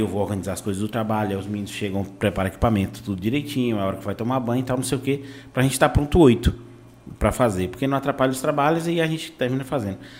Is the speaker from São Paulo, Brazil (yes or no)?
no; Vitória da Conquista, Bahia, Brazil; also born or lived in Salvador; now in Itabuna, Brazil; eu sou de Conquista, depois fui morar em Salvador e vim pra cá pra Itabuna